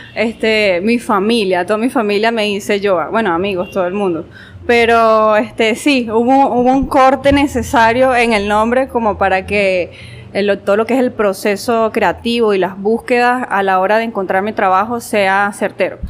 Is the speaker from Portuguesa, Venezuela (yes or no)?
yes; Guanare, Portuguesa, Venezuela; also born or lived in Mérida, Venezuela / Barquisimeto, Venezuela; nací en Mérida, pero he llevado, como quien dice, eh, llevé esa niñez entre Guanare, Mérida y Barquisimeto